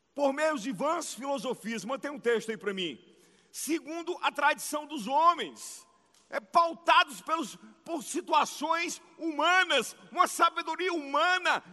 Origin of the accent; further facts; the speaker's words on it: Ceará, Brazil; como um bom cearense